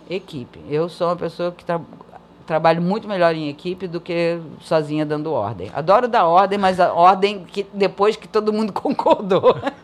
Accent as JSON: {"language": "Portuguese", "country": "Brazil", "first_language": "Portuguese", "moved": "yes", "said": "eu sou brasileira"}